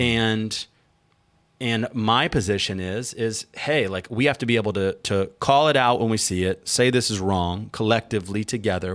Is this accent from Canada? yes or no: no; United States; we, as an American tribe of a tribe of immigrants from all over